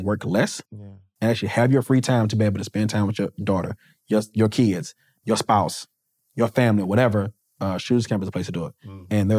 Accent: Wilson, United States; I'm from Wilson.

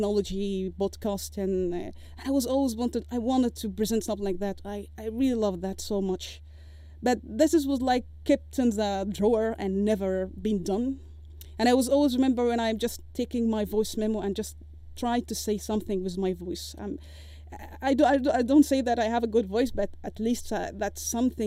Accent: Egypt; moved away as an adult; I left Egypt, because of course all respect to my home country

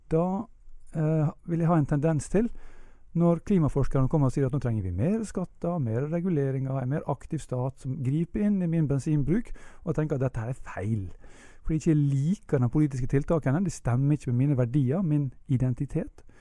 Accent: Ålesund, Møre og Romsdal, Norway; vi mennesker vi har en stedsidentitet. Jeg er ålesunder, f.eks.

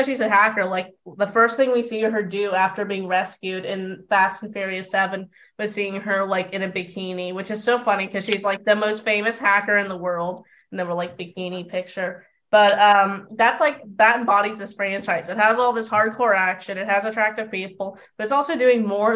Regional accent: California, United States; I'm from California

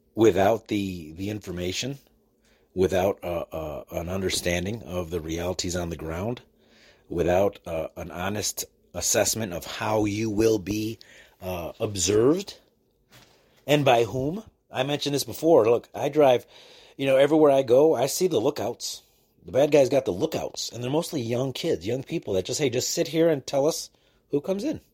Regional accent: United States; I am an American with American plates

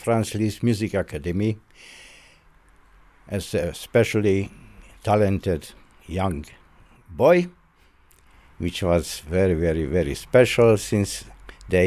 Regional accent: Budapest, Hungary; now in United States; I was born in Budapest, Ungarn.

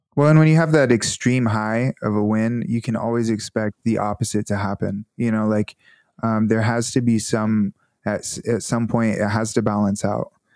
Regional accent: Northwest Arkansas, United States; moved away as an adult; also born or lived in California / Conway, Arkansas; I was from Northwest Arkansas

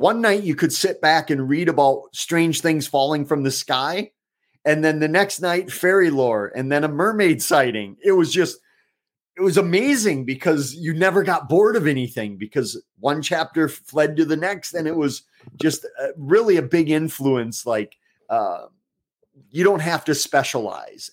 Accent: Eau Claire, Wisconsin, United States; my hometown of Eau Claire

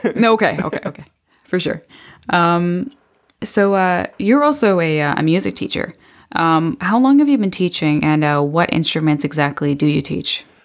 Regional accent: Beamsville, Ontario, Canada; I'm from Beamsville.

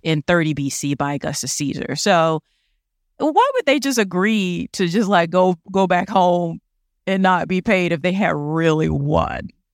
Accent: United States; accent: American; my American accent

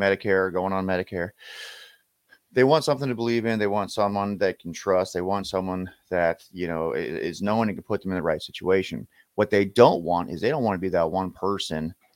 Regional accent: Lincoln, Nebraska, United States; I'm originally from Lincoln, Nebraska. Went to Lincoln High

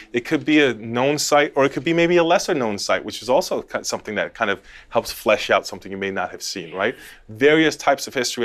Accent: Los Angeles, California, United States; I grew up in Los Angeles in California.

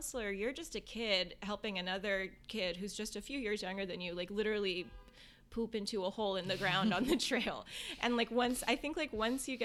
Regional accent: Northern Virginia, United States; I'm from Northern Virginia. I'm from right outside of D.C., from like a part of the country where like diplomats send their kids and World Bank workers and State Department workers

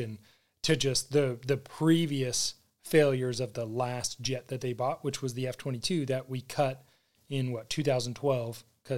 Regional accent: United States; Well, yeah. I'm American.

